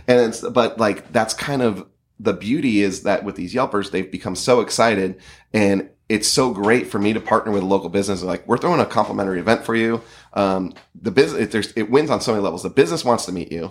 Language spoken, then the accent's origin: English; San Diego, California, United States; I'm a San Diego kid